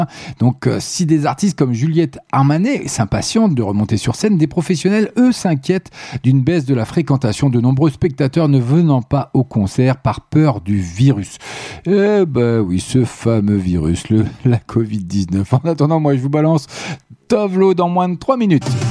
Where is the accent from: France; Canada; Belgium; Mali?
France; Je suis français.